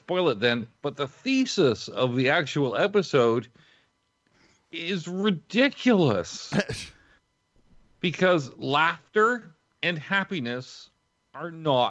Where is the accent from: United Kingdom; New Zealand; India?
United Kingdom; England; I'm English